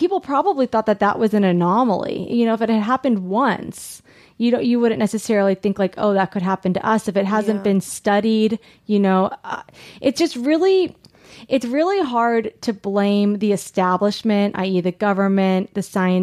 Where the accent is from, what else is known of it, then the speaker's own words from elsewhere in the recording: Long Beach, California, United States; I grew up in Southern California.